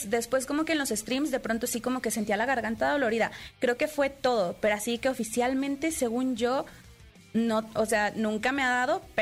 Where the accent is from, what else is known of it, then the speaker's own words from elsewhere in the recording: Puebla, Mexico; also born or lived in Monterrey; now in Mexico City, Mexico; Soy de, bueno, es que soy de Puebla